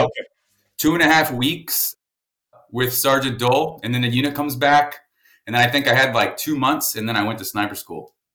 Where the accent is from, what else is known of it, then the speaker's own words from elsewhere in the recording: San Antonio, Texas, United States; San Antonio, Texas, man. I'm uh, about 15 minutes from where I am now. Um, oh, shit. Born and raised